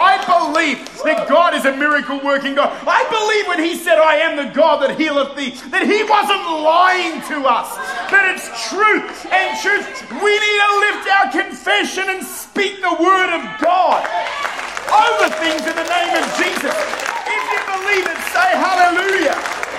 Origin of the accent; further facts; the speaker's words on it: Victoria, Australia; born there; is that I was born in Victoria.